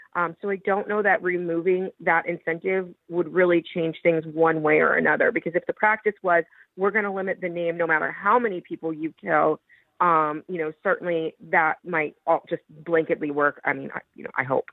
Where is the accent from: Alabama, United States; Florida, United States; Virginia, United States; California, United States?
Florida, United States; Parkland; I grew up in the Parkland community